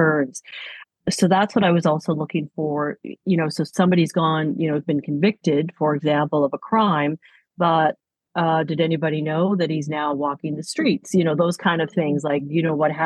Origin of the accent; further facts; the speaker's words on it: Toronto, Ontario, Canada; I grew up in Toronto